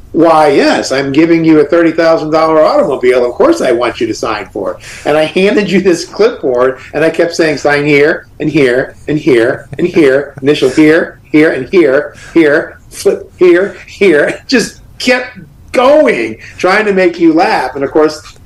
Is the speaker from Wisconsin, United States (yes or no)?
no; Long Island, New York, United States; moved away as an adult; also born or lived in Florida; I grew up in New York